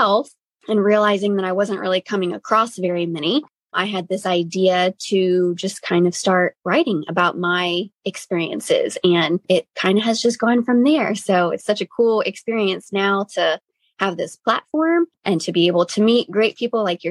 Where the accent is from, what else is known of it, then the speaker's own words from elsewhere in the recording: Virginia, United States; I'm also from Virginia, born and raised here